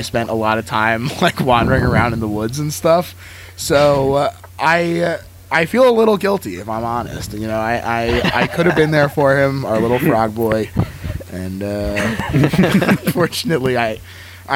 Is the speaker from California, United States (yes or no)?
no; New Jersey, United States; I grew up in New Jersey